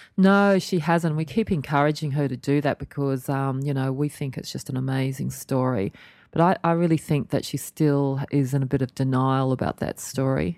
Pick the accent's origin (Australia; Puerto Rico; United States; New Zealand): Australia; born or raised there